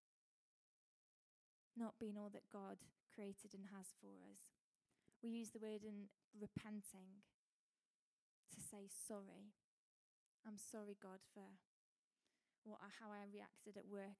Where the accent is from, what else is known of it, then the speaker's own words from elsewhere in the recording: United Kingdom; as British people we